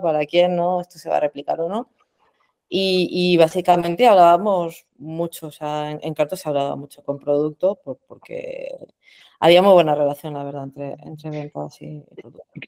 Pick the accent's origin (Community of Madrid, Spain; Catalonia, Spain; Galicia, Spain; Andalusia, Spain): Community of Madrid, Spain; Madrid; soy de Madrid profesionalmente